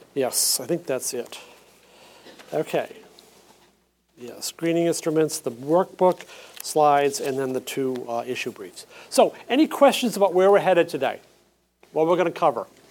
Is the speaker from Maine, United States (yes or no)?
yes; Saco, Maine, United States; moved away; I'm actually from Maine uh, southern Maine, Saco, and I spent the weekend with my parents there